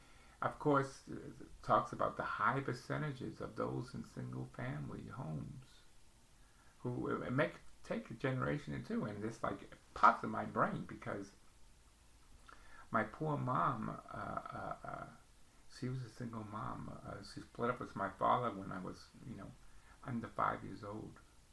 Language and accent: English; New York City, New York, United States; we lived in the basement apartment growing up in the Bronx, New York, and Pelham Bay.